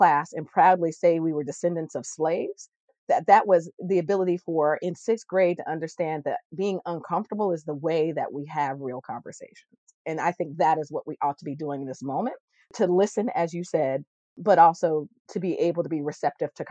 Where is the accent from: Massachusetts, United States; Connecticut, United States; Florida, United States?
Connecticut, United States; we grew up in Connecticut